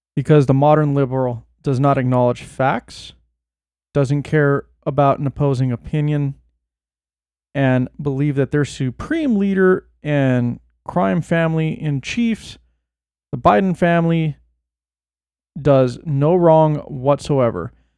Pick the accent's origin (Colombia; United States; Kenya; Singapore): United States; Bay Area, California; moved away; I was born in the Bay and moved away